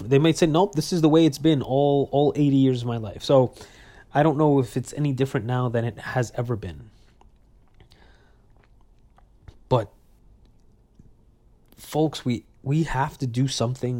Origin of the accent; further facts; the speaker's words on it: New York City, New York, United States; I was born and raised in Brooklyn, New York